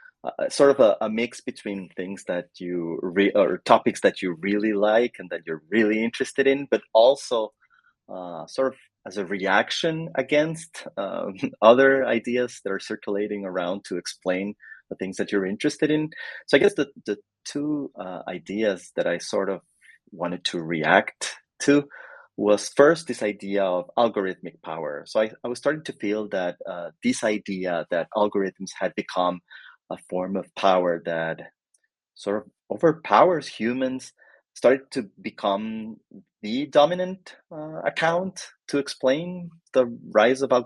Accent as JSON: {"language": "English", "country": "Costa Rica", "also_born_or_lived": "Canada / United States", "moved": "as an adult", "said": "I am originally from Costa Rica. I got my undergrad education here in Costa Rica"}